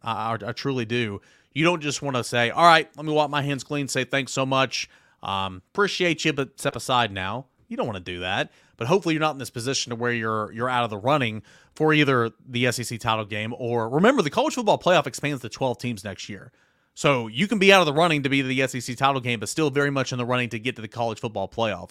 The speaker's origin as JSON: {"language": "English", "region": "East Tennessee", "country": "United States", "tie": "born or raised there", "said": "I grew up in East Tennessee, went to Tennessee football and basketball games with my dad"}